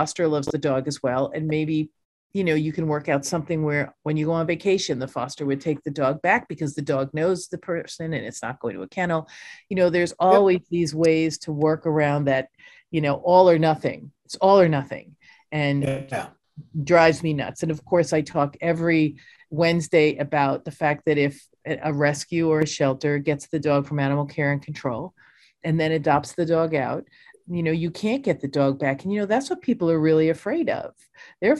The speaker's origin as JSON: {"language": "English", "region": "New York", "country": "United States", "said": "I'm a New Yorker"}